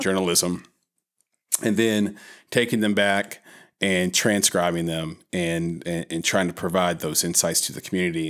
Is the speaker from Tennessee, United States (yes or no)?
yes; Nashville, Tennessee, United States; growing up in Nashville in the nineties